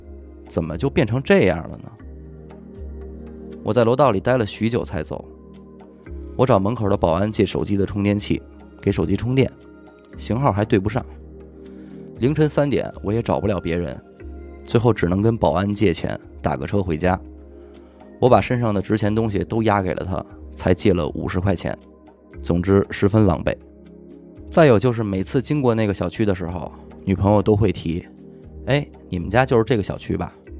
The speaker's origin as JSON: {"language": "Chinese", "region": "Beijing", "country": "China", "tie": "born or raised there", "said": "我作为一个北京土生土长的男孩，连个家都没有了。"}